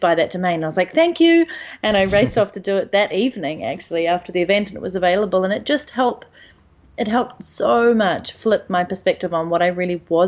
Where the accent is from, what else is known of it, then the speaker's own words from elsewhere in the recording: New Zealand; moved away as an adult; I'm initially from New Zealand